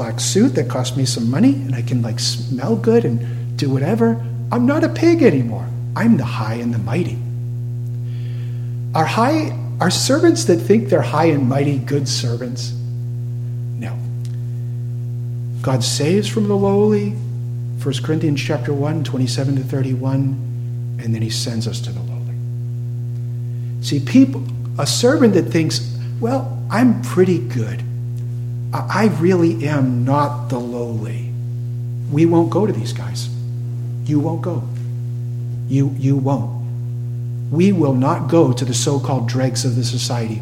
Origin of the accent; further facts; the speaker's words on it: Cape Cod, Massachusetts, United States; I grew up on Cape Cod for many years